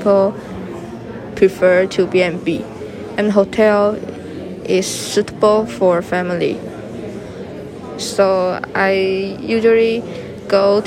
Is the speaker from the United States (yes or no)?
no; Taipei, Taiwan; My hometown in Taipei